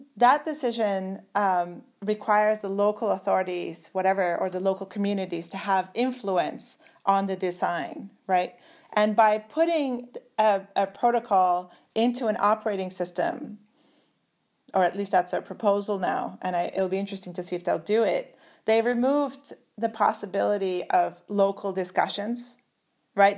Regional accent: Turkey; moved away; also born or lived in Germany; I'm originally from Turkey. I'm officially German.

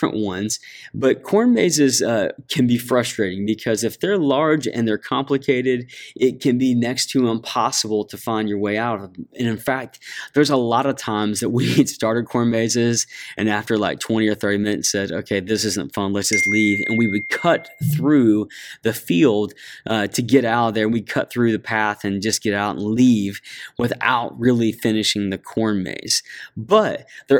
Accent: Ohio, United States; I grew up in Ohio

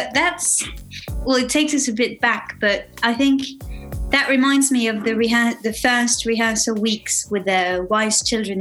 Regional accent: Switzerland; moved away as an adult; also born or lived in London; arrived in Switzerland back home

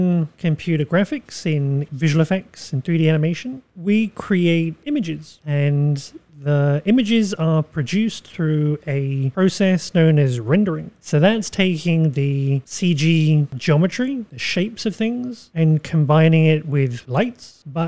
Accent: United Kingdom; moved away; I am British, although my accent might not indicate that much.

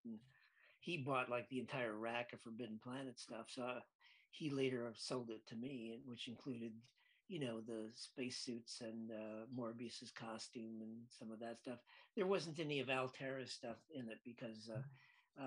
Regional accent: Lansing, Michigan, United States; I grew up in Lansing, Michigan

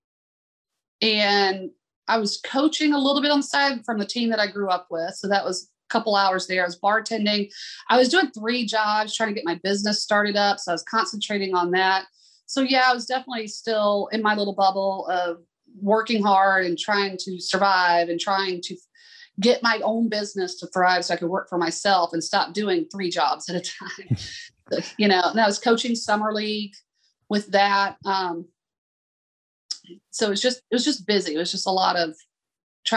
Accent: Atlanta, Georgia, United States; in my hometown

